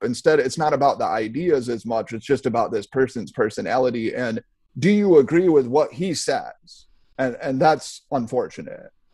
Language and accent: English; United States; I take pride in being American. I I was just born here.